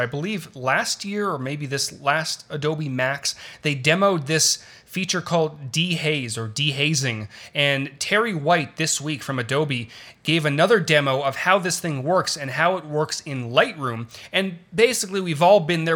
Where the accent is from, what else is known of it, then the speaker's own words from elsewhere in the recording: Toronto, Ontario, Canada; moved away as an adult; also born or lived in Los Angeles; I was born in Toronto, lived there for twenty-two years.